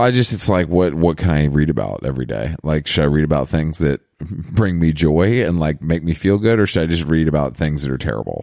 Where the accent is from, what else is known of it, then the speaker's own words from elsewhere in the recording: Georgia, United States; moved away; I'm from Georgia